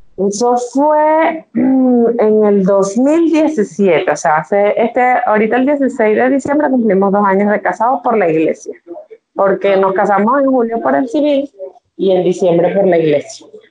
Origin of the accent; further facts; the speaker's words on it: Venezuela; vivo en Venezuela, soy venezolana, viviendo en Venezuela